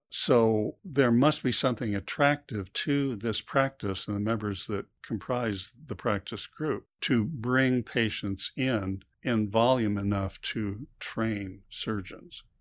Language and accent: English; United States; when I was born, I was born in the U.S.